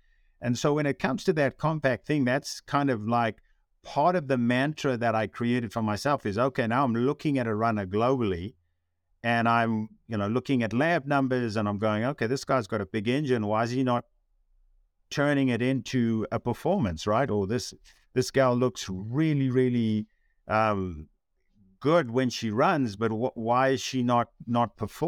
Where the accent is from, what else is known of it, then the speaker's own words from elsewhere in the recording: South Africa; moved away; when I came from South Africa, where I didn't have that really strong distinction of what a runner should look like, right?